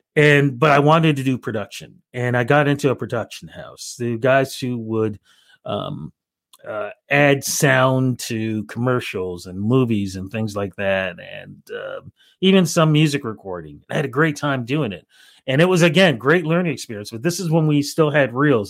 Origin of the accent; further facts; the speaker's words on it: Toronto, Ontario, Canada; growing up in Toronto